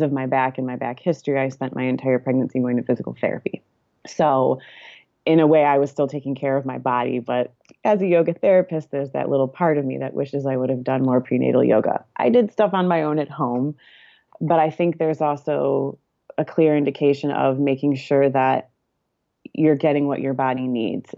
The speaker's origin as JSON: {"language": "English", "region": "Michigan", "country": "United States", "moved": "yes", "lives_now": "California, United States", "said": "my husband and I live in California, but we are both from Michigan"}